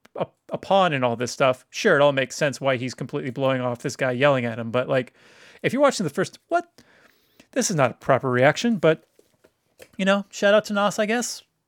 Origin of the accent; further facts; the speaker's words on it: Woodland, California, United States; I grew up in Woodland and Woodland, California